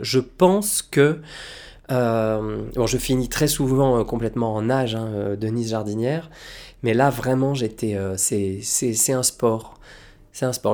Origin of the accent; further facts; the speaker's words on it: Lille, Hauts-de-France, France; moved away; Lille, bah, c'est chez moi, parce que c'est là d'où je viens, c'est chez les ch'tis, c'est ma patrie, c'est mes terres, c'est mon enfance